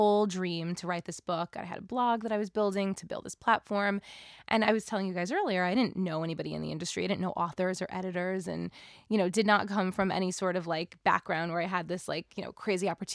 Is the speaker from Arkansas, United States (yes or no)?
no; New York, United States; I'm a New York girl through and through